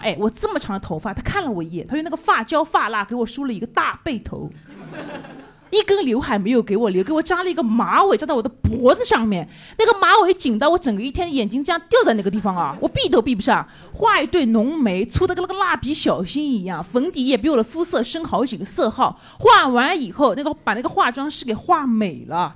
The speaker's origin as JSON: {"language": "Chinese", "town": "Changzhou", "region": "Jiangsu", "country": "China", "accent": "Changzhou dialect", "said": "我就类似于瓜哥这种，就是推广我们那边的方言。"}